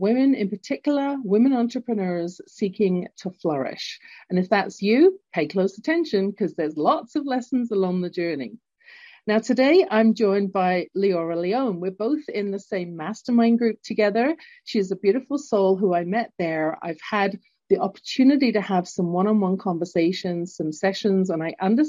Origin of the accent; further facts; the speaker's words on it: London, United Kingdom; accent: English; now in Calgary, Canada; I was born in London, England, hence my accent, although currently living in Canada at the base of the Rocky Mountains in beautiful entrepreneurial Calgary